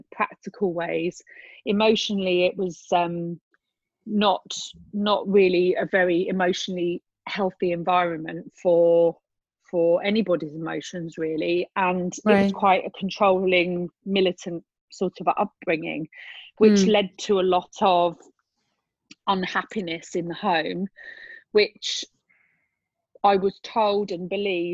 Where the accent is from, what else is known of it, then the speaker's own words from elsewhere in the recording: England, United Kingdom; I grew up in England in a small town